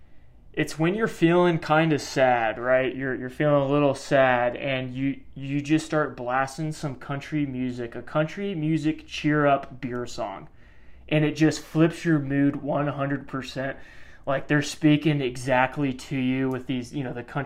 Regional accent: Kansas City, United States; both Mike and I. We're from Kansas City, which is very much a suburban area.

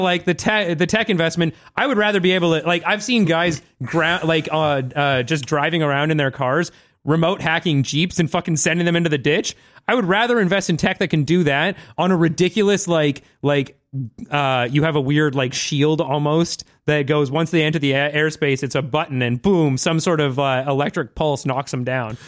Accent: Vancouver, British Columbia, Canada; I grew up in Vancouver

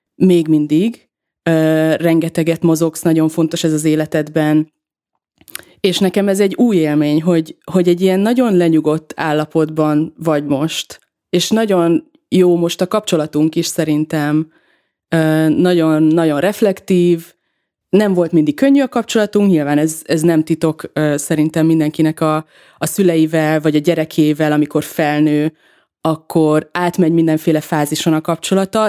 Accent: Veszprém, Veszprém County, Hungary; moved away; Mi ugye együtt nőttünk fel egy házban, Veszprémben, az ő házukban

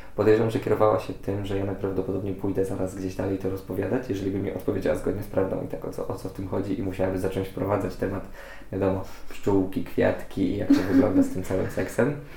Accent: Poland; jestem z małego miasteczka

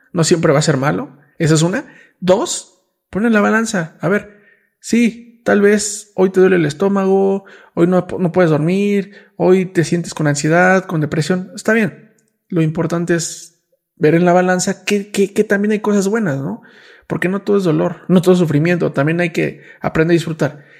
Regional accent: Mexico; nací en México

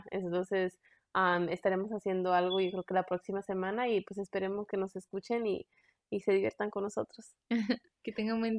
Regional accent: Mexico; now in United States; Es que crecí en México. O sea, sí crecí aquí en Estados Unidos, pero también crecí en México.

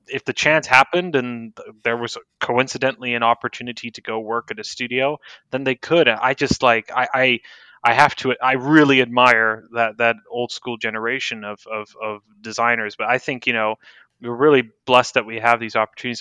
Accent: San Francisco, California, United States; now in Austin, United States; I was born in San Francisco. Um, to a Greek mother and a Dutch father

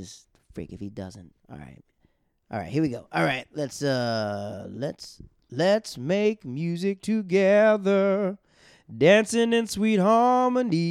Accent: Tampa, Florida, United States; moved away as an adult; now in New York, United States; I'm from Florida. I'm from Tampa, Florida

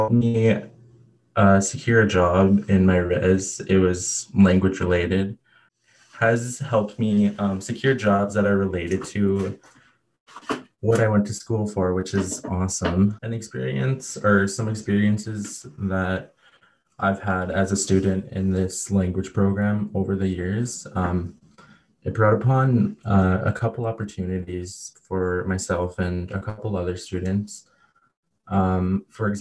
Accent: Mitaanjigamiing First Nation, Ontario, Canada; Mitaanjigamiing is my First Nation

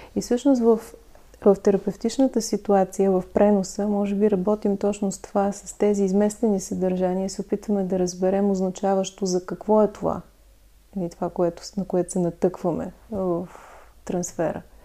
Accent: Lovech, Lovech Province, Bulgaria; аз съм от Ловеч

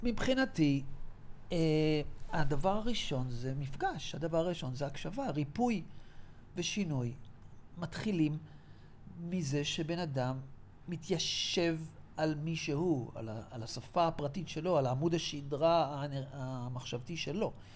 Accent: Israel; גדלתי בקיבוץ של השומר הצעיר

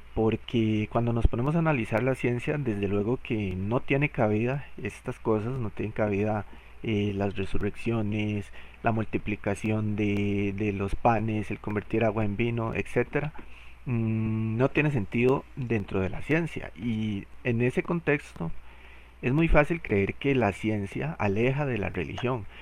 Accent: Costa Rica; soy de Costa Rica

